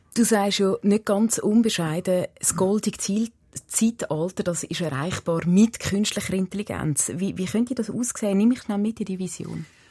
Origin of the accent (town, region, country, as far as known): Switzerland